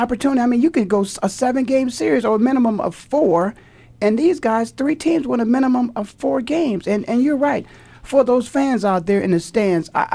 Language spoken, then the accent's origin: English; Canton, Ohio, United States; I'm from Canton